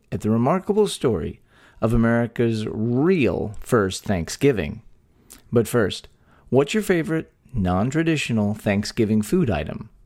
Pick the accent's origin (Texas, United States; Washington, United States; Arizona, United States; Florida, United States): Texas, United States; born or raised there